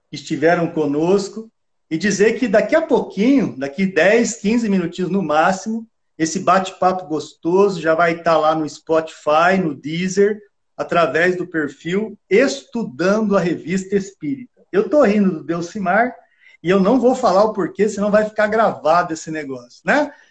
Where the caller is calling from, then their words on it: Jundiaí, São Paulo, Brazil; Eu sou de Jundiaí, São Paulo.